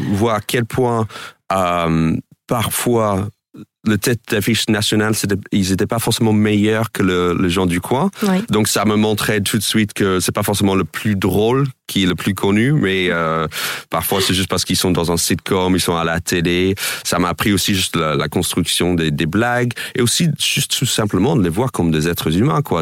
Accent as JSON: {"language": "French", "region": "New York", "country": "United States", "tie": "born or raised there", "also_born_or_lived": "Boston", "second_language": "French", "moved": "as an adult", "lives_now": "France", "said": "moi j'ai grandi à New York, mais j'ai grandi dans la banlieue, en gros 30 minutes au nord de, de Times Square."}